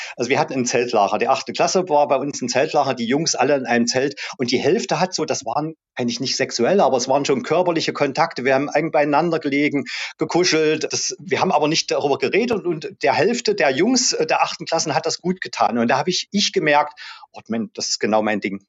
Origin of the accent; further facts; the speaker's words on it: East Germany, Germany; also born or lived in Halle; bei uns im Osten, in Ostdeutschland, in der DDR